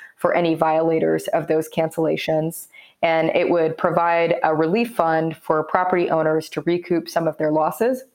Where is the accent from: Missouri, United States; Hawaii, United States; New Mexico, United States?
Missouri, United States; Kansas City; moved away; move home and make that happen. So moved back in February